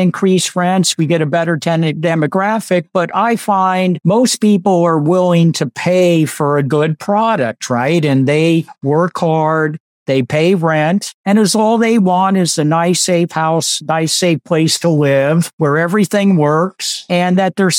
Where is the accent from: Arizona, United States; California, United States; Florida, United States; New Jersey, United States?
California, United States; accent: Californian; moved away; I'm still a Californian, so I haven't earned my stripes yet. So I still talk to Californian instead of Southern